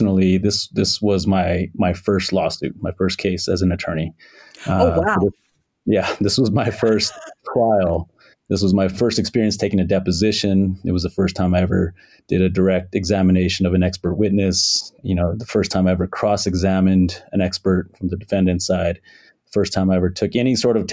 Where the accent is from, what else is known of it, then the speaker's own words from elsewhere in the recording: Albuquerque, New Mexico, United States; I'm from New Mexico, born and raised here in Albuquerque